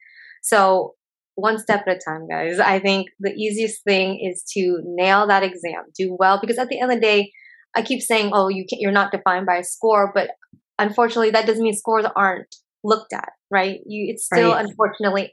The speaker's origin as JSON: {"language": "English", "region": "Oregon", "country": "United States", "tie": "born or raised there", "moved": "as an adult", "said": "I'm from Oregon, and I went to a college. I lived at home with my parents"}